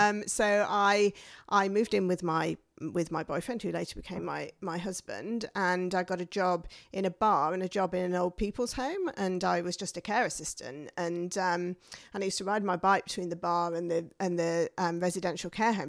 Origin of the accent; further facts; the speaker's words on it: the north of England, United Kingdom; moved away as an adult; came from a mining village in the north of England